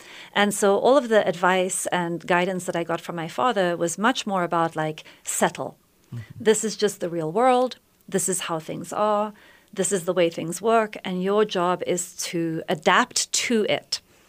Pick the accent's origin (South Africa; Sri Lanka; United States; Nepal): South Africa; so yes, I was born in South Africa many, many years ago. I'm a white South African.